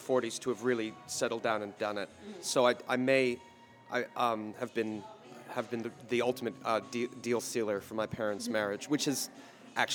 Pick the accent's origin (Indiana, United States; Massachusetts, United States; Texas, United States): Massachusetts, United States; Boston; I grew up in the Boston area, just a greater Boston area, not far from where we're sitting